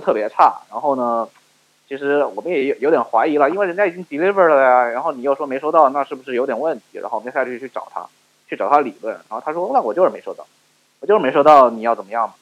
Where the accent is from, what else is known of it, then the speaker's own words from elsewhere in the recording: China; now in United States; 因为我们亚裔的学生，我们中国人